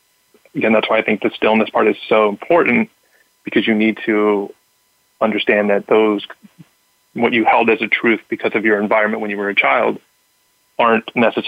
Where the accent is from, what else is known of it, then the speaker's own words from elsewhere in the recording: Southern California, United States; I grew up in Southern California